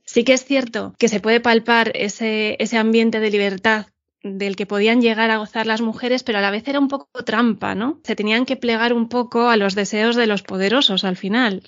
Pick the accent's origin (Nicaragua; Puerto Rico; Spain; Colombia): Spain; Madrid, Community of Madrid; Yo soy madrileña, no vivo en el centro